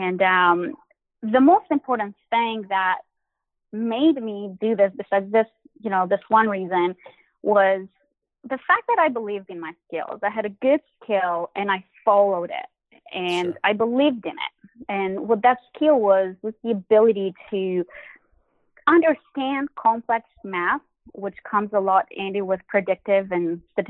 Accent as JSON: {"language": "English", "country": "Albania", "tie": "born or raised there", "also_born_or_lived": "Boston", "moved": "yes", "said": "I grew up in Albania"}